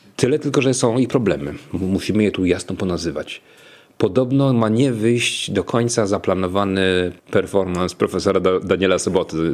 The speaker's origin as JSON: {"language": "Polish", "town": "Toruń", "region": "Kuyavian-Pomeranian Voivodeship", "country": "Poland", "said": "Jako torunianin"}